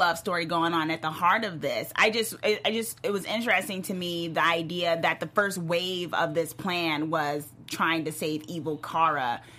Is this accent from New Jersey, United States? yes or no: yes; New Jersey, United States; I'm from Jersey, sorry. It's hard to pronounce those A's.